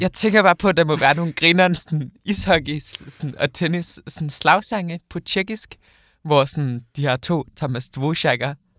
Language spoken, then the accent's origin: Danish; Odense, Southern Denmark, Denmark; moved away as an adult; now in Copenhagen, Denmark; nu flyttede jeg hjemmefra fra Odense til København i sommer